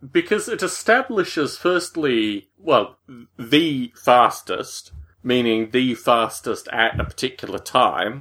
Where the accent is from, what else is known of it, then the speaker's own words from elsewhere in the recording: Australia; Growing up in Australia